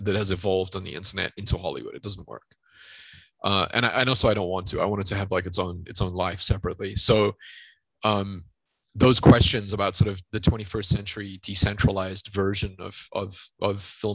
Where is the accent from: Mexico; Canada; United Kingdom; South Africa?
South Africa; growing up in South Africa